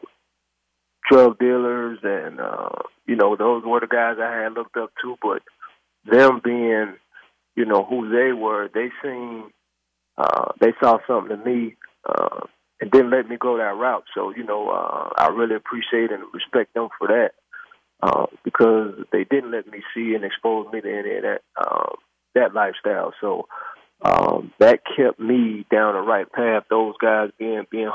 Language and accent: English; Youngstown, Ohio, United States; I'm from Youngstown, Ohio